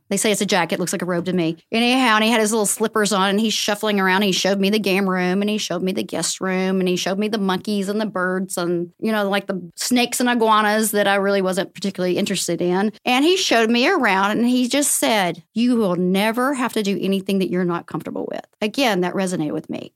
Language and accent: English; the South, United States; moved away; also born or lived in San Diego; I grew up in the South where, um, it was a Bible Belt